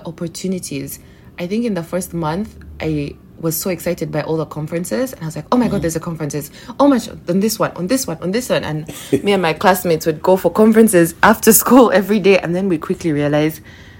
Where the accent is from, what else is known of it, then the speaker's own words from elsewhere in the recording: Uganda; moved away as an adult; also born or lived in England; I moved back to Uganda from England, where I'd done my undergrad